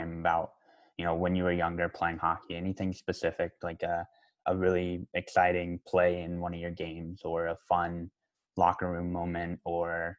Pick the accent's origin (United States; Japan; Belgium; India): United States; Colorado Springs, Colorado; One of the rinks I grew up playing in Colorado Springs